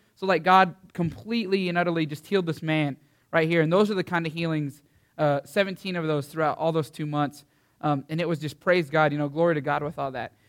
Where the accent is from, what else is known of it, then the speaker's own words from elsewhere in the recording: Canyon, Texas, United States; I'm from Canyon, Texas